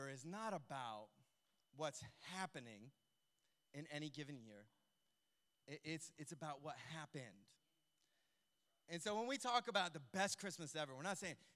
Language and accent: English; United States; moved away; we grew up in the States